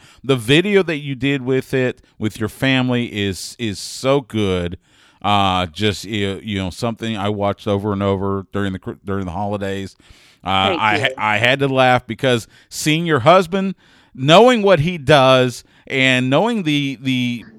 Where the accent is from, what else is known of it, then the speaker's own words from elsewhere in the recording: Northeast Texas, United States; I grew up in Northeast Texas.